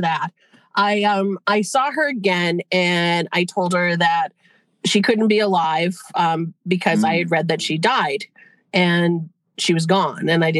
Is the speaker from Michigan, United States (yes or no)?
no; Western Massachusetts, United States; also born or lived in Boston, Massachusetts / New Hampshire seacoast; now in New Hampshire, United States; I was born in Boston. I grew up in cool. Western Mass. I'm on the New Hampshire seacoast now